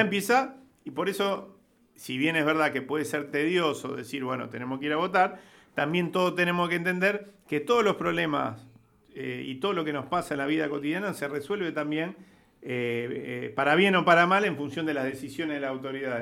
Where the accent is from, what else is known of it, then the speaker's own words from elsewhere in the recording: Rosario, Santa Fe, Argentina; Acá estamos en Santa Fe, yo soy de Rosario